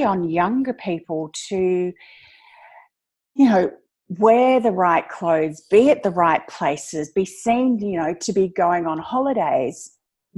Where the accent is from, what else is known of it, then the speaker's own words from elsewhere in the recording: Australia; I am Australian